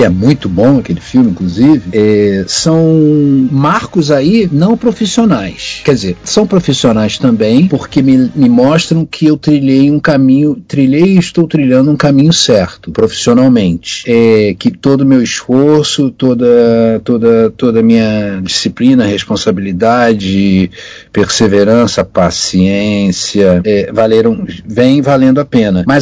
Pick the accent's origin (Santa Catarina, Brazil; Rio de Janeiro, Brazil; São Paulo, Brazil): Rio de Janeiro, Brazil; eu fui criado em Botafogo.